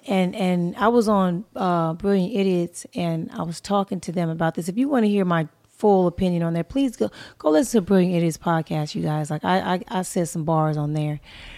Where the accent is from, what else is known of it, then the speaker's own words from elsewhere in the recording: California, United States; I know about shit that happened in Oregon, San Francisco, Washington, because I'm from Cali.